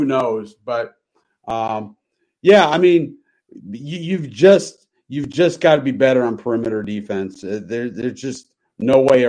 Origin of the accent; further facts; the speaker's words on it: New York, United States; moved away; I grew up in New York, and my dad used to take us to games at the Garden all the time